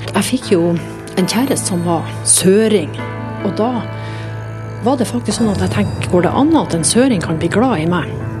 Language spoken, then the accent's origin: Norwegian; Finnmark, Norway; now in Oslo, Norway; Jeg sier 'fra Finnmark'